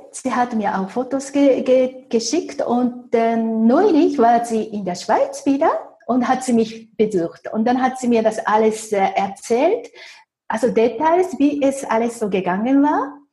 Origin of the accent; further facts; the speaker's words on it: Japan; German is a second language; moved away as an adult; now in Zurich, Switzerland; aber ich habe Glück gehabt als Japanerin, weil es damals in Zürich sehr viele japanische Banken gab.